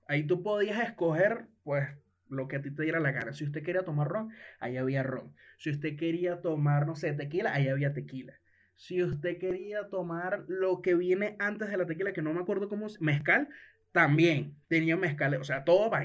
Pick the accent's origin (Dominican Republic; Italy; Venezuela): Venezuela; como buen venezolano